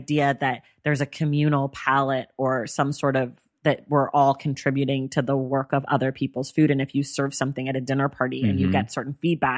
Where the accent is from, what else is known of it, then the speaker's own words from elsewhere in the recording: Bay Area, California, United States; we're from the Bay Area